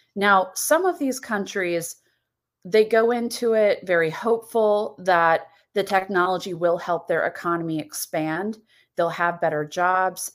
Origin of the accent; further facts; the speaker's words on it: United States; As an American